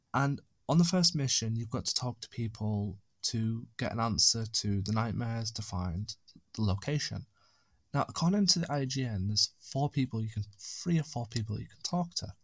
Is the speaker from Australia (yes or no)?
no; United Kingdom; also born or lived in Lake District; being British